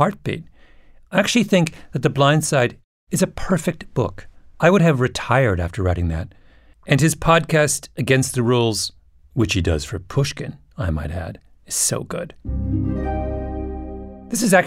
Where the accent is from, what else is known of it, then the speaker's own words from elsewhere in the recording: Ontario, Canada; my hometown in Ontario